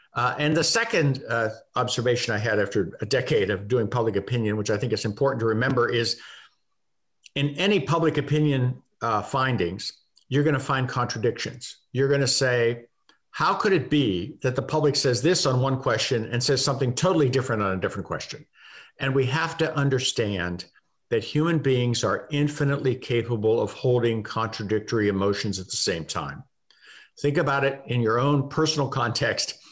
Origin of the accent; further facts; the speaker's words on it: United States; I say that as an American